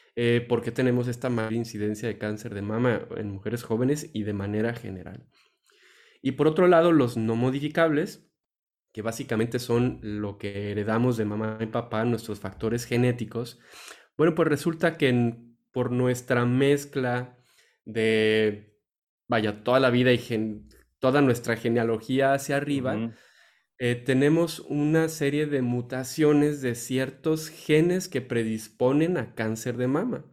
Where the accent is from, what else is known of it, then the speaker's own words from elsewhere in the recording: Mexico; nosotros como tal, como mexicanos, como raza